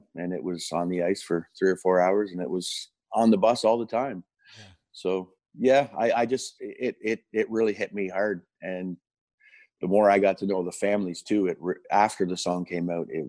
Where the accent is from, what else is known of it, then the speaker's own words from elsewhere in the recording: Kingston, Ontario, Canada; And born and raised in Kingston, Ontario.